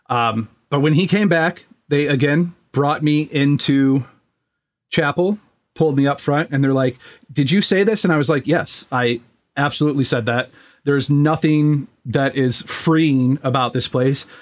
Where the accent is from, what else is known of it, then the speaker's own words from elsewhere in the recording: New York City, New York, United States; Like we grew up in New York City.